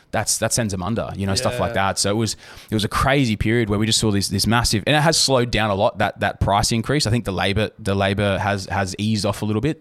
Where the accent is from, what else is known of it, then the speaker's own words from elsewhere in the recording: Southern Highlands, New South Wales, Australia; I'm from the Highlands